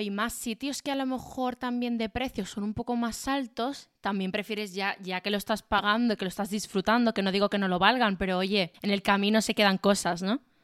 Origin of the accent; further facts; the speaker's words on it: Málaga, Andalusia, Spain; now in Madrid, Spain; yo soy de Málaga